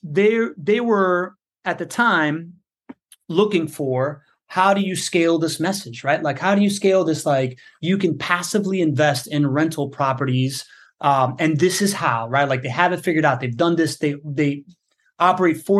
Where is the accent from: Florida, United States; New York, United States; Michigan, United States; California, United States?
Florida, United States; Miami; moved away as an adult; now in Jacksonville, United States; I grew up in Miami